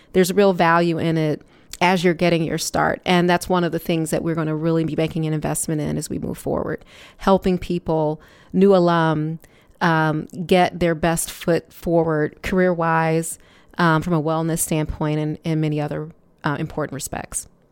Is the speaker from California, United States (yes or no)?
no; Detroit, Michigan, United States; moved away as an adult; also born or lived in Chicago; I am from Detroit, Michigan, and, um, returning to Michigan after leaving in nineteen ninety-four